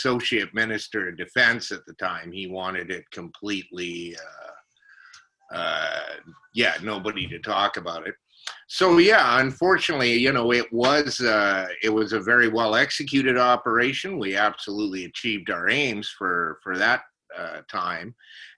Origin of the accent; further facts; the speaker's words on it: Alberta, Canada; now in Nova Scotia, Canada; I'm from Alberta originally